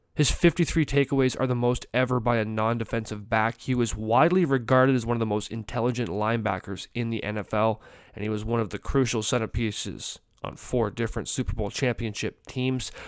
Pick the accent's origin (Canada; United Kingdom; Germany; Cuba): Canada; as a Canadian